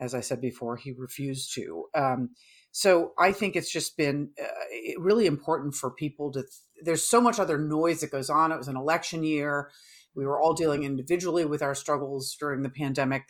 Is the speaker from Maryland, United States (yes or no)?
no; New York, United States; moved away; as a New Yorker myself